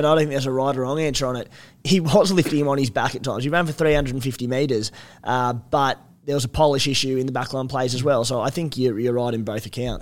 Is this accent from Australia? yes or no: yes; Australia; as an Aussie fan